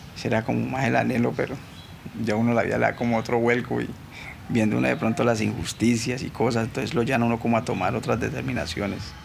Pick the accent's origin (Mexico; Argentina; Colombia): Colombia; Cali, Valle del Cauca; nací aquí en Cali Valle, soy del barrio Siloé.